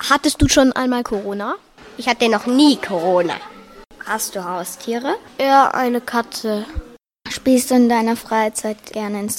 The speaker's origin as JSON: {"language": "German", "country": "Japan", "also_born_or_lived": "Austria", "said": "Ich komme aus Japan und aus Österreich."}